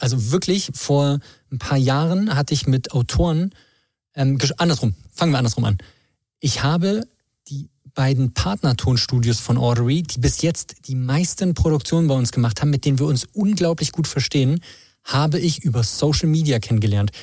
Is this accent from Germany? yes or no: yes; Berlin, Germany; moved away as an adult; now in Chemnitz, Germany; ich komme aus Berlin, ich habe hier studiert